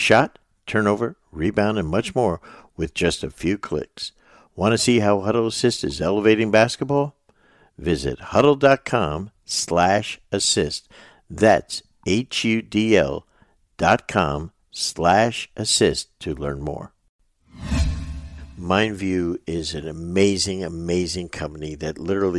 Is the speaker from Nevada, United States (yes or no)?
no; New Jersey, United States; moved away as an adult; We're two guys from North Jersey.